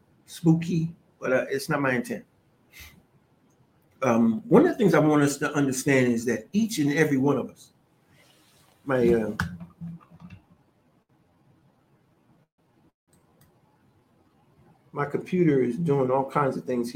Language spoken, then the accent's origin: English; United States; I'm an American, but my family origin comes from Africa.